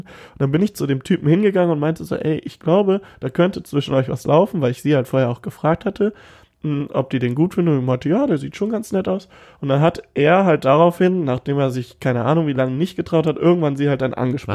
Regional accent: Cologne, North Rhine-Westphalia, Germany; ich bin ein Kölsche Jung

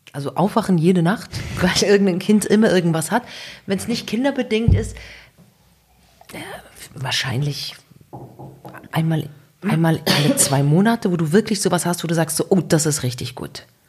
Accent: Switzerland; bei uns in der Schweiz

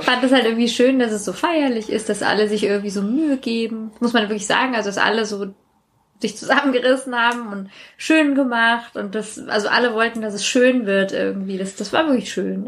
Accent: Maintal, Hesse, Germany; also born or lived in Sweden; ich war in ähm, mein Teil 4 und das hatte, soweit ich weiß, 3000 Einwohner. Das war wirklich klein

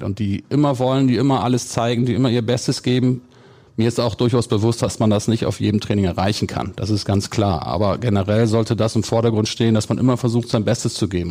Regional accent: Gummersbach, North Rhine-Westphalia, Germany; wenn man früher im Oberbergischen groß geworden ist und ich bin in Gummersbach geboren

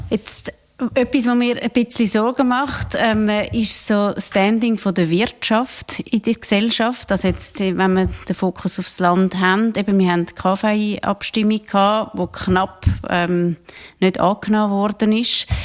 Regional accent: Switzerland; Oder sind wir Schweizer einfach zu streng mit uns?

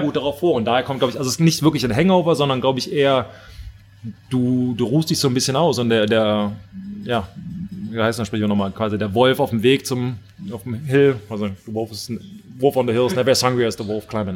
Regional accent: Germany; als Deutscher

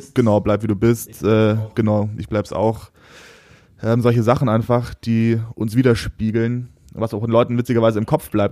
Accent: Oberammergau, Bavaria, Germany; moved away as an adult; also born or lived in Munich; now in Cologne, Germany; geboren in München, aufgewachsen Oberammergau, dann als Scheidungskind zurück nach München

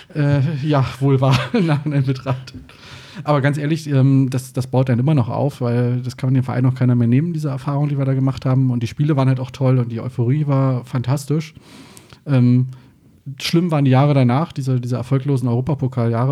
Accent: Brandenburg an der Havel, Brandenburg, Germany; moved away as an adult; also born or lived in Berlin / Rhine-Main area, Hesse; now in Hesse, Germany; geboren bin ich in der Stadt Brandenburg

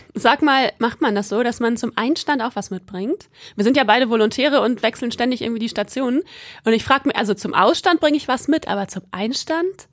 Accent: Quakenbrück, Lower Saxony, Germany; also ich komme aus Quakenbrück, das ist in Niedersachsen

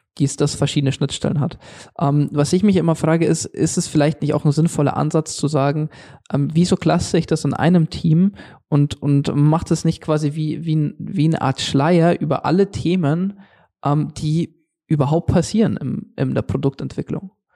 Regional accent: Germany; hier bei uns in Deutschland

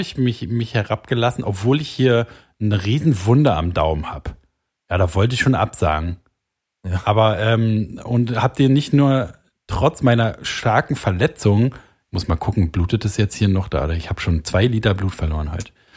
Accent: Germany; Ich bin Deutscher. Ich bin stolz, Deutscher zu sein.

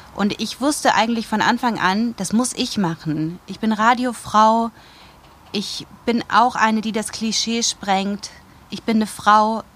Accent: Wuppertal, North Rhine-Westphalia, Germany; moved away as an adult; also born or lived in Munich; now in Rosenheim, Germany; Ursprünglich komme ich aus Wuppertal

